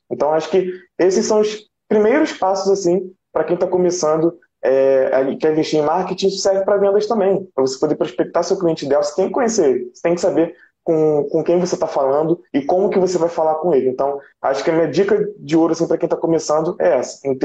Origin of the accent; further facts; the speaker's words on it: Rio de Janeiro, Brazil; sou daqui do Rio de Janeiro, do Rio de Janeiro, do município do Rio de Janeiro.